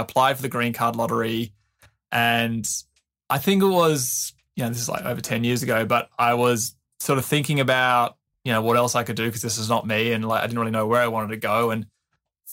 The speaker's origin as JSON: {"language": "English", "town": "Adelaide", "region": "South Australia", "country": "Australia", "tie": "born or raised there", "moved": "as an adult", "said": "growing up in Adelaide"}